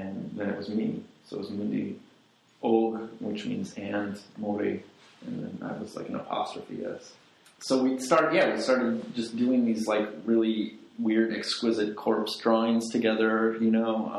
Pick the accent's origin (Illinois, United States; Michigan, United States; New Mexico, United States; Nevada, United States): Illinois, United States; Chicago; also born or lived in Reykjavik, Iceland / Florence, Italy; I'm from Chicago, I was born in Chicago, I grew up here